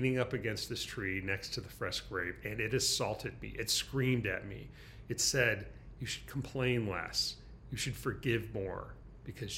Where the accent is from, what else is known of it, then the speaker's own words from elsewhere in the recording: Michigan, United States; now in San Francisco, United States; my home state of Michigan, in the middle of Michigan